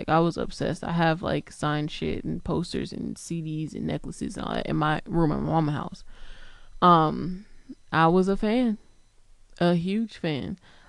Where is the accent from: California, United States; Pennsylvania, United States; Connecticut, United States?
Connecticut, United States; New Haven; also born or lived in Harlem / Georgia / Massachusetts; I'm originally from New Haven, Connecticut, and then I moved to Harlem, and then I moved to Georgia